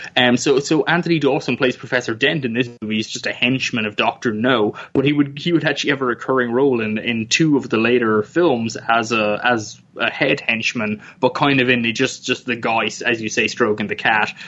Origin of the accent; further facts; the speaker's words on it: Ireland; I grew up in Ireland, where it's very cold